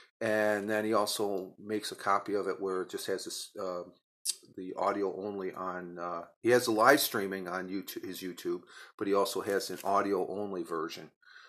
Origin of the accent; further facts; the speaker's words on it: New York, United States; being a New Yorker, but also deals with social media